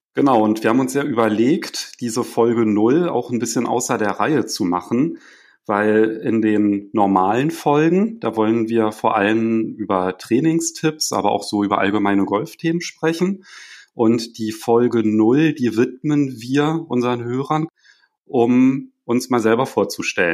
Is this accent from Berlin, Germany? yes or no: yes; Berlin, Germany; als Berliner